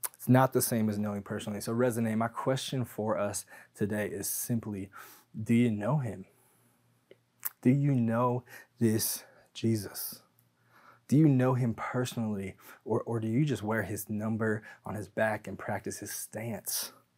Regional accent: Tacoma, Washington, United States; I grew up in Tacoma, Washington

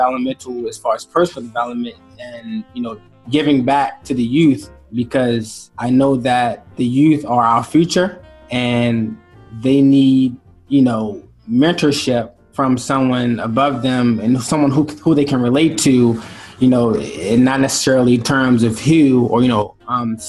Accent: Baltimore, Maryland, United States; moved away as an adult; now in Newark, Delaware, United States; we're from Baltimore

